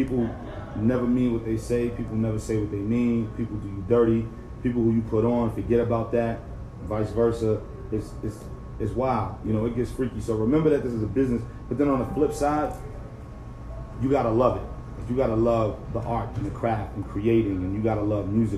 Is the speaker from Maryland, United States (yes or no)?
no; New York City, New York, United States; I'm from Brooklyn